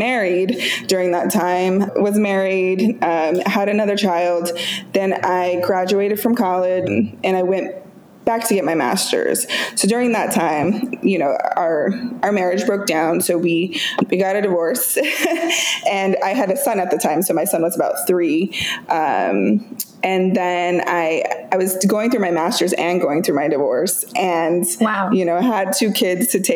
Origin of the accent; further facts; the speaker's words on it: just outside of Boise, rural Idaho, United States; moved away as an adult; now in Seattle, United States; So I grew up in rural Idaho, just outside of Boise.